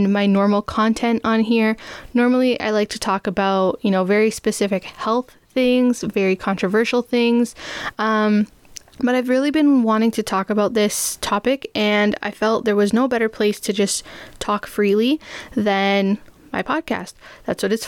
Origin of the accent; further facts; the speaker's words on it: Toronto, Ontario, Canada; also born or lived in Guelph; I grew up in Toronto, still live in Toronto with my parents